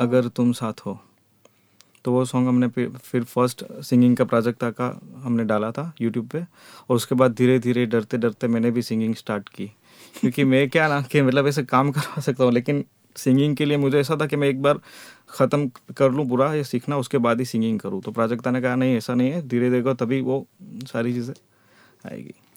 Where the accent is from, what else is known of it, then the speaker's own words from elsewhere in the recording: Porbandar, Gujarat, India; moved away as an adult; also born or lived in Jamnagar; मैं पोरबंदर से हूँ